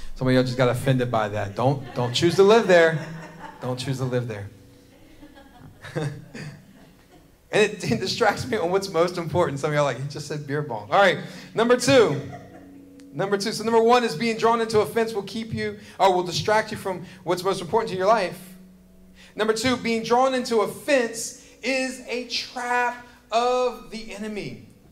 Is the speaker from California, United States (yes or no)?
no; James River area, Virginia, United States; I grew up in this area. I grew up fishing in the James River.